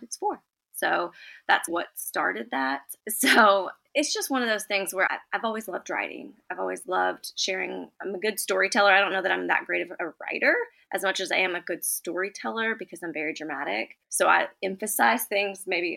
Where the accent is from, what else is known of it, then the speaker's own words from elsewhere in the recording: Lexington, Kentucky, United States; I am from Lexington, Kentucky